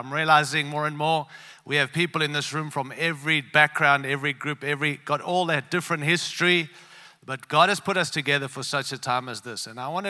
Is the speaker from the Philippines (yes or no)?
no; Australia; also born or lived in Africa; now in Denver, United States; born in Africa, raised in Australia, and now live in the great land of the United States. We come from Colorado, Denver, Colorado.